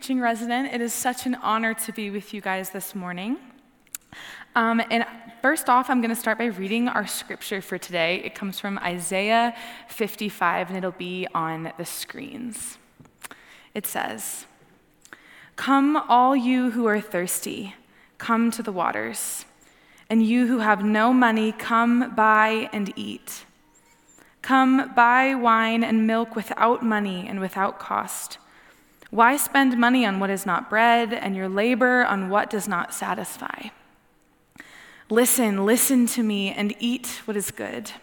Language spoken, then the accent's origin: English; Texas, United States; I'm 27, and I'm also from Texas